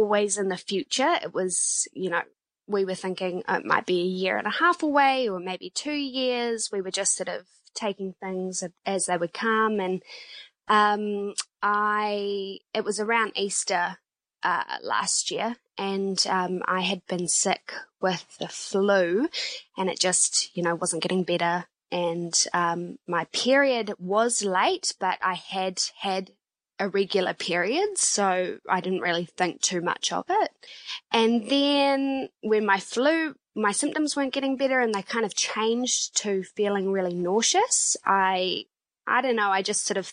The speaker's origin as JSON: {"language": "English", "region": "Nelson", "country": "New Zealand", "moved": "yes", "lives_now": "Auckland, New Zealand", "said": "We live in Auckland, but we are both from the South Island. I'm from Nelson"}